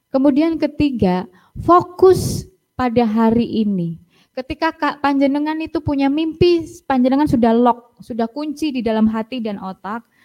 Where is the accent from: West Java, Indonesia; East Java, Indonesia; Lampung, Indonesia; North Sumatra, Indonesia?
East Java, Indonesia; Surabaya; accent: Surabaya Javanese; Kita sama-sama Jawa, Mbak, sama-sama pakai bahasa Jawa, tapi Jawanya saya, Jawa Surabaya dan Jawanya Trenggalek kan berbeda.